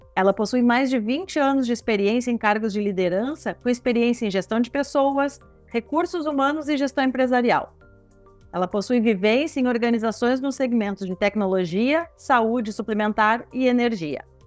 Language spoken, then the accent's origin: Portuguese; Rio Grande do Sul, Brazil; Sou aqui do Rio Grande do Sul